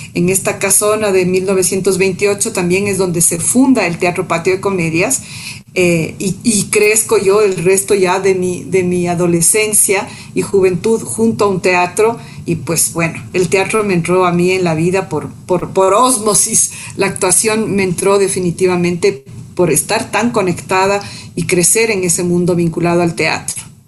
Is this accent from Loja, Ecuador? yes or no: no; Machachi, Pichincha, Ecuador; also born or lived in Quito; nací en Quito, en, la Mama Cuchara, ahí quedaba la clínica Pasteur, soy ocho prematura. Em, y bueno, luego ya me fui a vivir en, el campo, vivimos en Machachi, eh, y mis primeros años de infancia fueron ahí